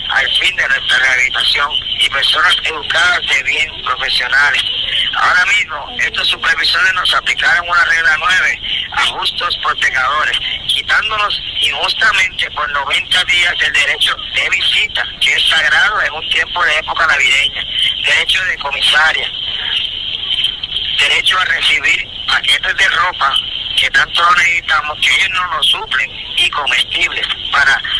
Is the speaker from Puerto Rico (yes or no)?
yes; Puerto Rico; ciudadanos puertorriqueños y americanos que somos.